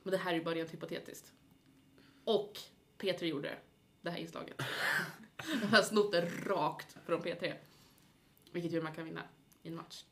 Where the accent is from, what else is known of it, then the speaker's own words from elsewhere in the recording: Gävle, Gävleborg County, Sweden; now in Uppsala, Sweden; jag är ju från Gävle.